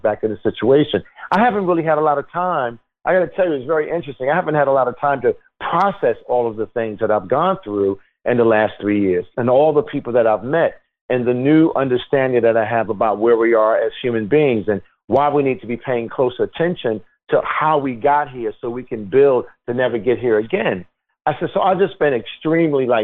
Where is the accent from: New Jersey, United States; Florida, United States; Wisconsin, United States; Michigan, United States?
New Jersey, United States; Newark; I grew up in Newark, New Jersey